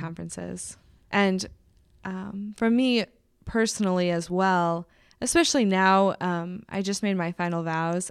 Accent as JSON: {"language": "English", "town": "Indianapolis", "region": "Indiana", "country": "United States", "tie": "born or raised there", "moved": "as an adult", "said": "I do love Indy. Um, it's my hometown"}